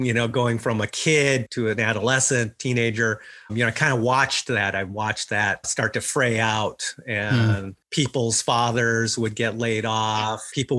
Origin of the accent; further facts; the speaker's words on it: Saginaw, Michigan, United States; moved away; I grew up in a town called Saginaw.